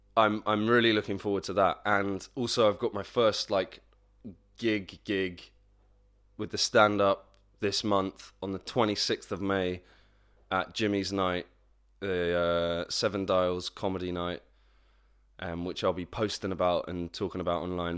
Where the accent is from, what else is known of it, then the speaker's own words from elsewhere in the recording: Plymouth, South West England, United Kingdom; moved away; my hometown, P-town, Plymouth, not Portsmouth, Plymouth.